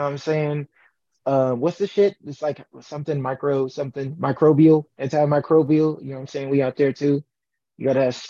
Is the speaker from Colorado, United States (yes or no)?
no; the Bay Area, California, United States; I'm from the Bay, though. Like, it's a little bit on the hippie side sometimes, too.